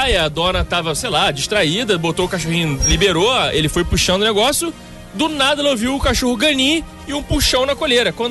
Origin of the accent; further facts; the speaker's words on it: Rio de Janeiro, Brazil; Eu sou, da, eu sou da Barra Raiz, é essa história mesmo que eu contei.